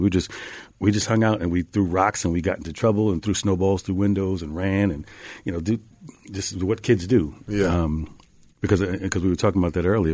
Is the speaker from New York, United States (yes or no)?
yes; Mount Vernon, New York, United States; I'm this kid from Mount Vernon, from up the street, right outside of the Bronx